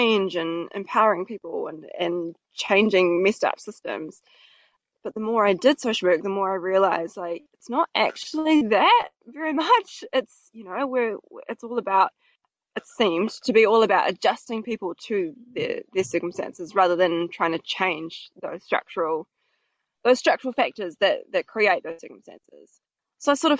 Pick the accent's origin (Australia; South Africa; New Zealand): New Zealand; Helensville, Auckland; I was raised out in Helensville, in northwest of Auckland